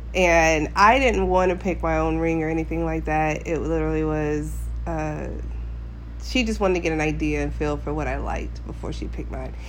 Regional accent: Alaska, United States; Alaska, born and raised.

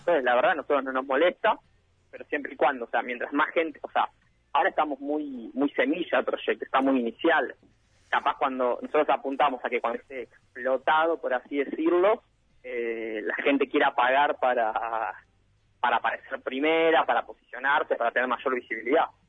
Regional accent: Pilar, Buenos Aires Province, Argentina; somos de Pilar

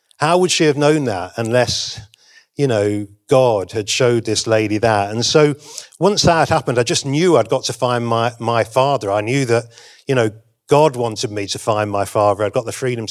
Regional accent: England, United Kingdom; I'm from England

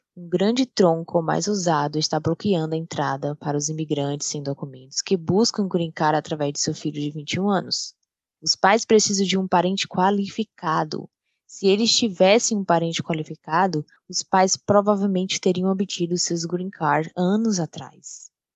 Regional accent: Brazil; now in Dallas, United States; Eu cresci no Brasil e sou fluente em português

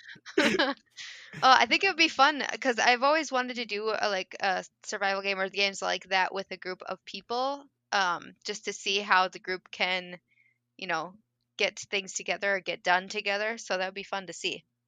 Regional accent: Minnesota, United States; I am from Minnesota

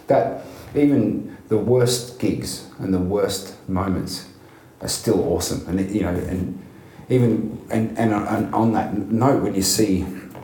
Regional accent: Melbourne, Victoria, Australia; growing up in Melbourne

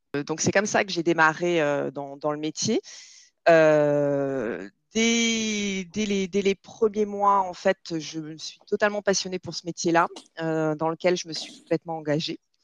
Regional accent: Nîmes, Occitania, France; also born or lived in Montpellier; now in Marseille, France; je suis là à Marseille, mais j'ai grandi à Nîmes

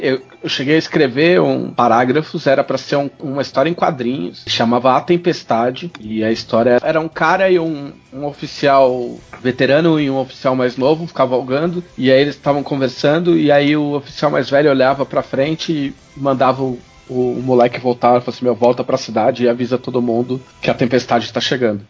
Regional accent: São Paulo, Brazil; now in Porto Alegre, Brazil; Eu sou de São Paulo, eu moro em Porto Alegre, mas eu sou de São Paulo

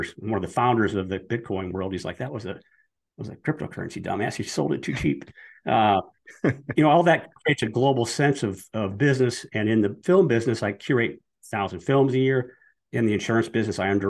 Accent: Iowa, United States; moved away; I grew up in Iowa

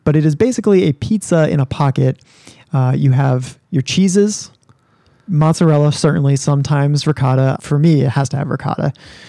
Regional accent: New Jersey, United States; now in New England, United States; So I'm from New Jersey, New York, New Jersey area. The Italian heritage in that area and in my own family is deep.

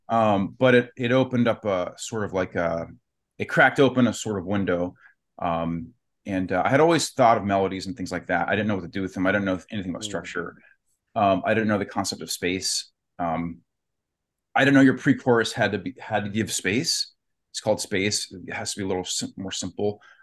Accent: Warren, Ohio, United States; I'm from Youngstown, near Youngstown, Ohio, Warren, Ohio

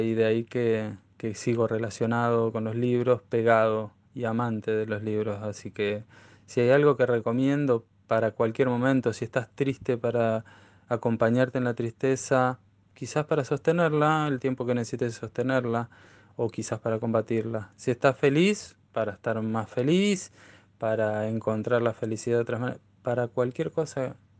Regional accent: Neuquén, Argentina; yo soy neuquino nativo

